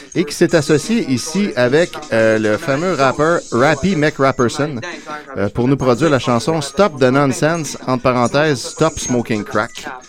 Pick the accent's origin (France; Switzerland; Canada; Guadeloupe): Canada; Quebec; chez nous au Québec